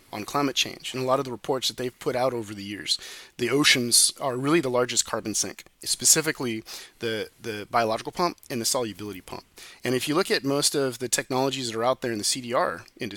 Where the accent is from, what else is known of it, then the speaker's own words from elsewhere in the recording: Silicon Valley, California, United States; I was born and raised in Silicon Valley